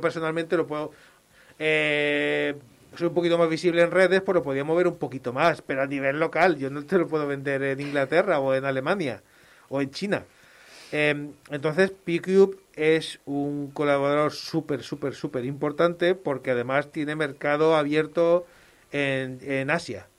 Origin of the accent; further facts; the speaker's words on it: Málaga, Andalusia, Spain; moved away as an adult; now in Barcelona, Spain; soy de Málaga